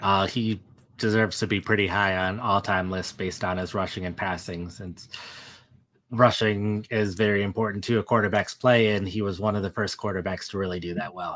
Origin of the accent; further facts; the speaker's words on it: Wisconsin, United States; I was born and raised in Wisconsin